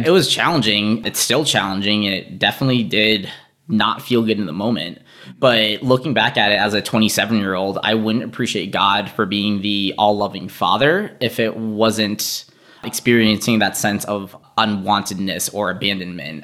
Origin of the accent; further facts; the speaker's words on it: St. Paul, Minnesota, United States; also born or lived in Boston, Massachusetts; I was born in Boston, Massachusetts